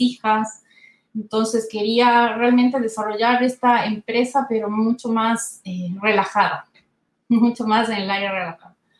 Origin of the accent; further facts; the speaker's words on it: Ecuador; moved away as an adult; now in Santiago, Chile; yo soy ecuatoriana de nacimiento